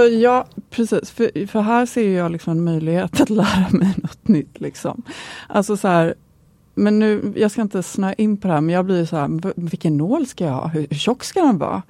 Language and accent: Swedish; Gothenburg, Västra Götaland, Sweden; är jag ju en god tjej, så jag kommer från Göteborg.